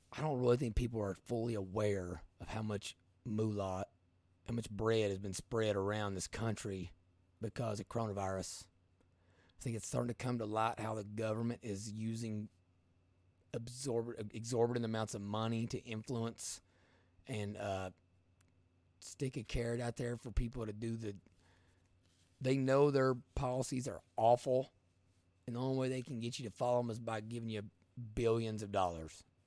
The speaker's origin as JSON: {"language": "English", "region": "Eastern Kentucky", "country": "United States", "said": "I'm from Eastern Kentucky"}